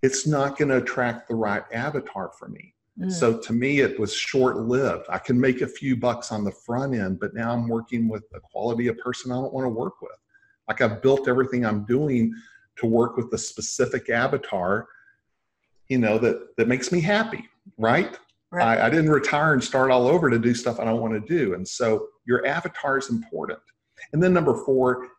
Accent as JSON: {"language": "English", "region": "Texas", "country": "United States", "said": "I'm from Texas"}